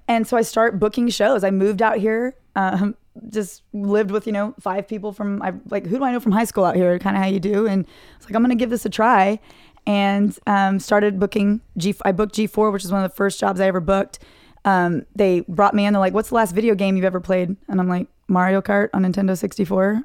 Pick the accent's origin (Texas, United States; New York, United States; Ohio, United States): Texas, United States; Dallas; born or raised there; moved away